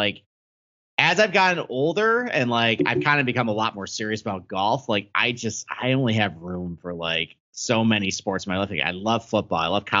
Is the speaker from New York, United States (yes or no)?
yes; Rochester, New York, United States; I'm from Rochester